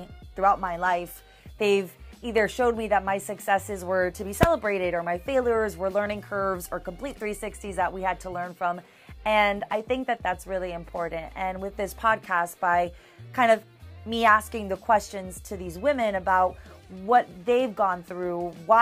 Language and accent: English; Miami, Florida, United States; now in Tallahassee, United States; I'm originally from Miami, and I currently right now live in Tallahassee